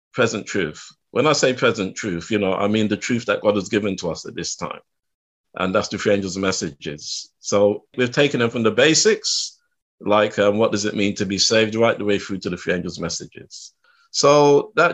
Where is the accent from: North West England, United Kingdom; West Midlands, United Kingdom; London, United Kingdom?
London, United Kingdom; I was born and raised in West London